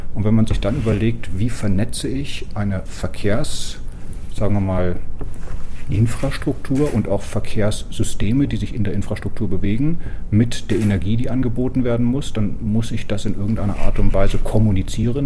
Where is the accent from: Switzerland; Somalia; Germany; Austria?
Germany; West Germany; moved away as an adult; also born or lived in Magdeburg; now in Darmstadt, Germany; als Westdeutscher